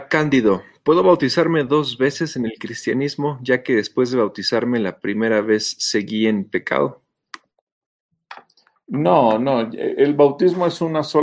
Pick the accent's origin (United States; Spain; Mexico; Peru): Mexico; Calacoaya, State of Mexico; born there; Hermano Rosita, yo nací en Calacuaya.